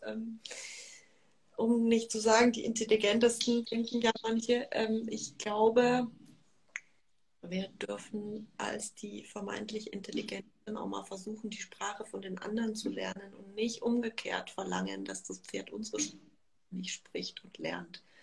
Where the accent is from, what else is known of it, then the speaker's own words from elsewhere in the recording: Munich, Bavaria, Germany; ich komme aus München